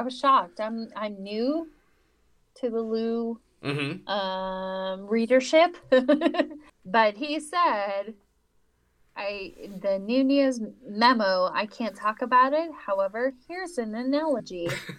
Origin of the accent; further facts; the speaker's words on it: United States; I'm an American.